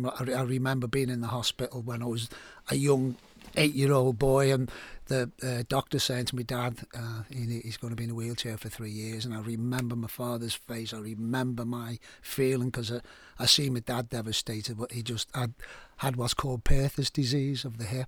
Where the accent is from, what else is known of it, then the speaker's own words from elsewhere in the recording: Liverpool, North West England, United Kingdom; I'm from Liverpool, you probably tell I've got an accent. And I grew up in a rough area